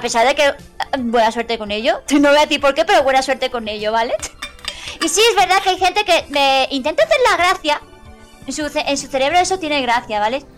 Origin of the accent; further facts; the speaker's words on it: Andalusia, Spain; somos andaluces